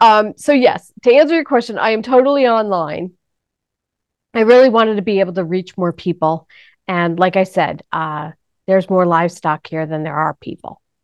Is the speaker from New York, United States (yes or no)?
yes; New York, United States; moved away; I'm from New York